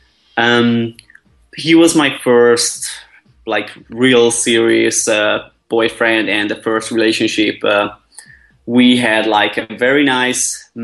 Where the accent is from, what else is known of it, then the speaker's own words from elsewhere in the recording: Budapest, Hungary; moved away; Originally, I'm from Budapest, Hungary, so I'm 100% Hungarian